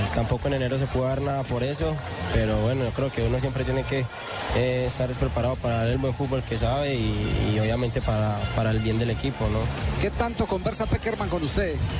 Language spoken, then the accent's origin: Spanish; Colombia; como colombianos que somos y como sentimos nuestra patria